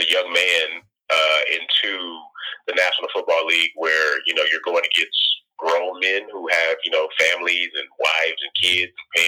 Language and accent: English; Galveston, Texas, United States; also born or lived in Houston, Texas; I'm originally was born and raised in Galveston, but also, you know, was raised in Houston a bit. Moved there when I was like 12 or 13